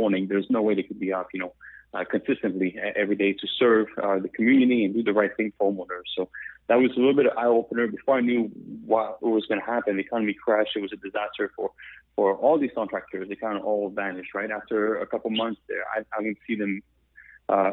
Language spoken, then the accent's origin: English; Quebec, Canada; accent: French Canadian; English is a second language; moved away as an adult; also born or lived in Pennsylvania, United States / Myrtle Beach, United States; now in United States; I'm from Canada, the French part. You hear my accent